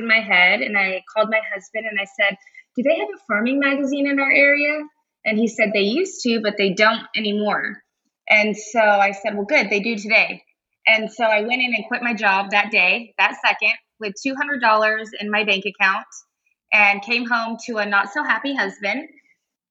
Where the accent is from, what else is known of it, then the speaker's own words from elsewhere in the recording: Rio Grande Valley, Texas, United States; also born or lived in College Station, Texas; I'm from the Rio Grande Valley, which is at the very southern tip of Texas